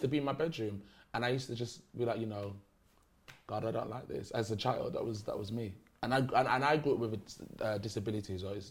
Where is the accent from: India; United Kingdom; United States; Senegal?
United Kingdom; Derby, East Midlands; Derby's a very, very small city. It's not a village, it's a city. It's a very small city, but there is an even smaller village in Derby called Little Eaton, and that's where my school was.